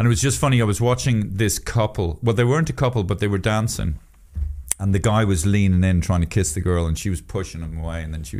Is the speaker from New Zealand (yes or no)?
no; Poland; English is a second language; Oh, who am I? I'm just from Poland.